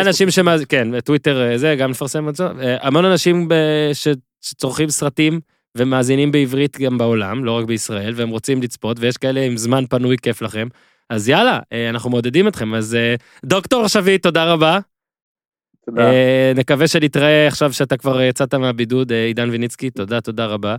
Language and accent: Hebrew; Israel; אני כישראלי שמסקר קבוצות ישראליות